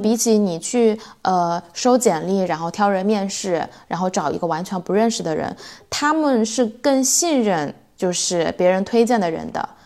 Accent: China; now in Sweden; 因为我们中国人在这边

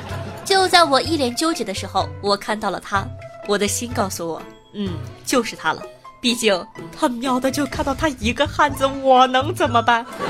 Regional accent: Northeast China, China; 可能我这个人反应慢，再说我也是东北的。他一说大妹子，我就下意识的回了一句“欧了，大哥”，一股浓浓的大碴子味儿

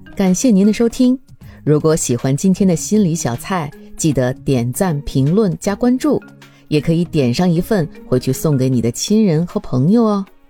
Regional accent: China; now in United States; 我作为中国人

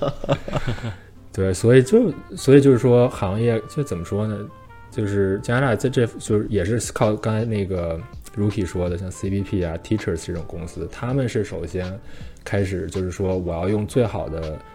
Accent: China; now in Canada; 虽然咱们都是中国人

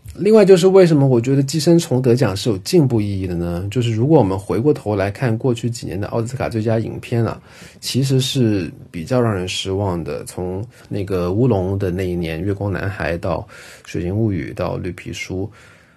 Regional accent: China; 像我们这一代八零后、九零后的中国人

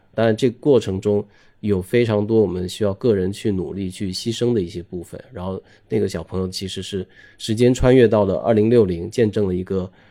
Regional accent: near Guiyu, Guangdong, China; moved away; also born or lived in Beijing; 我的家乡附近的一个小镇叫桂宇

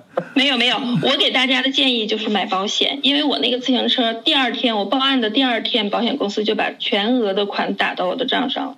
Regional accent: China; moved away as an adult; now in Germany; 作为一个中国人，我在嗯。德国生活了这两年

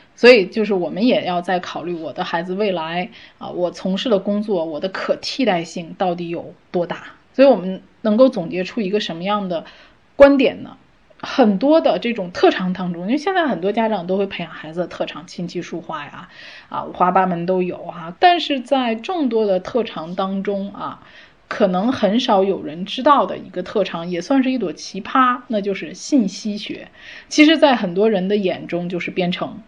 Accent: China; 我们中国人

